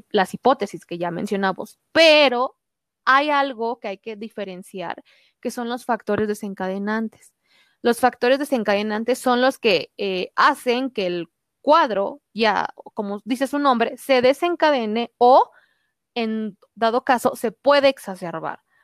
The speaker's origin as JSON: {"language": "Spanish", "country": "Cuba", "said": "soy cubano, tengo 27 años de edad"}